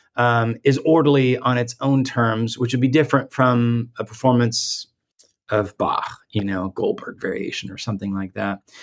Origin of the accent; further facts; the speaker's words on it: Guatemala; moved away; I, I grew up in Guatemala